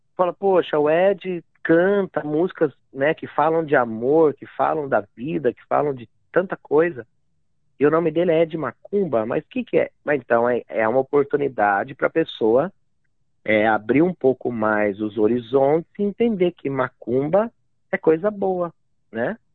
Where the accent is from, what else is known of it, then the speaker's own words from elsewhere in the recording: Amparo, São Paulo, Brazil; moved away as an adult; also born or lived in Itapira / Praia Grande; now in Mount Maunganui, New Zealand; daí eu fui pra, pra ali pro interior, ali do lado mesmo, uma cidade chamada Amparo, vivi dezesseis anos em Amparo.